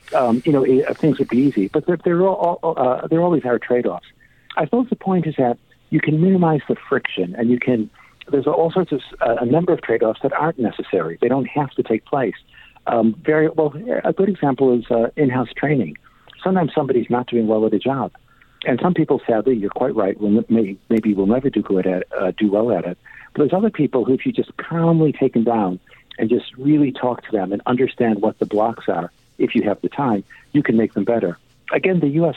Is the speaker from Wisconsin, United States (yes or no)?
no; Chicago, Illinois, United States; now in England, United Kingdom; I grew up in Chicago. I somewhat have my accent, but I lived in uh, uh, England for a long time.